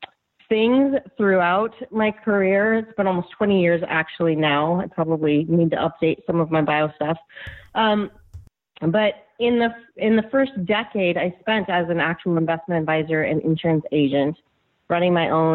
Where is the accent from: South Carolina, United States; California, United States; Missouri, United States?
California, United States; Northern; I'm from Northern California, where we live and raise our children